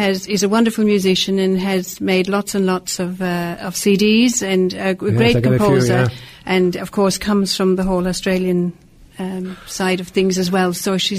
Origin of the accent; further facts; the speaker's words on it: Ireland; I canonized him very early in the being an Irishman.